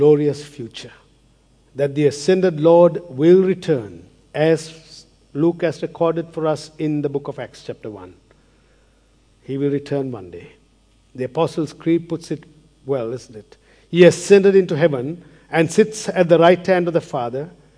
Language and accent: English; Australia; I'm from Australia